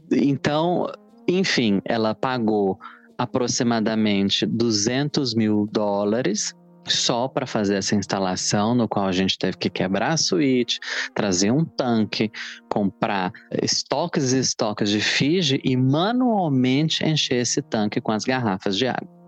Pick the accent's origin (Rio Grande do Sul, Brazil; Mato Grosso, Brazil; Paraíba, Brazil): Mato Grosso, Brazil; Barra do Garças; born there; Eu nasci em Mato Grosso, numa pequena cidade banhada pelo rio Araguaia, que se chama Barra do Garças.